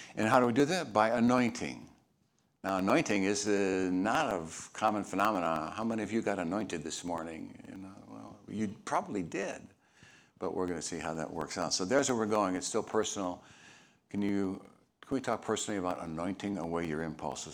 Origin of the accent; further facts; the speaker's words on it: Chicago, Illinois, United States; moved away; I'm from Chicago